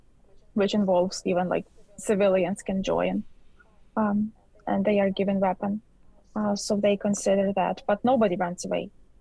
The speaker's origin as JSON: {"language": "English", "country": "Ukraine", "moved": "as an adult", "lives_now": "Canada", "said": "I come from Ukraine. I immigrated to Canada almost 4 years ago."}